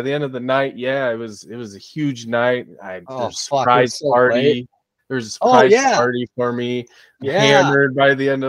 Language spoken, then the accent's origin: English; Colorado, United States; I grew up in the Mecca then in the 90s